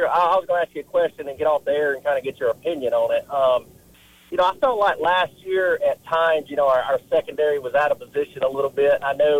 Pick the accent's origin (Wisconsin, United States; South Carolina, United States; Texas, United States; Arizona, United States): South Carolina, United States; Williamston; now in Mount Pleasant, United States; I grew up in Williamson, South Carolina.